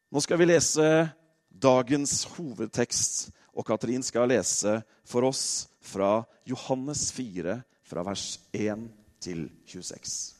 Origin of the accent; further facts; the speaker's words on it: Norway; vi nordmenn